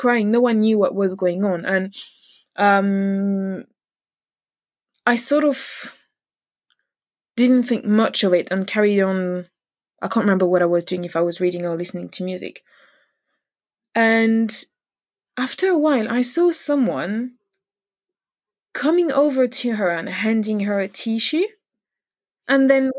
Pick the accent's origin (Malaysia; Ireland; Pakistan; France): France; Paris area, Île-de-France; moved away as an adult; now in United Kingdom; I grew up in Paris area and I did my studies in Paris